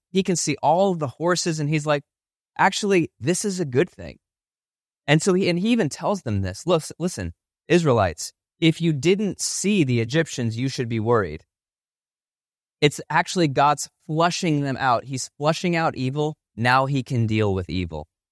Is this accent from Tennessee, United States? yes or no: no; Ohio, United States; now in Chicago, United States; I grew up in Ohio